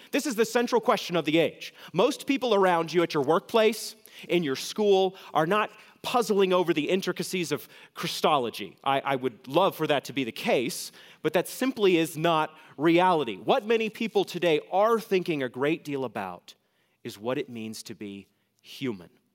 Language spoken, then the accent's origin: English; New England, United States; moved away; I'm from New England, and New England elites pride themselves in their excellent education. When I flew back with my fiance to New England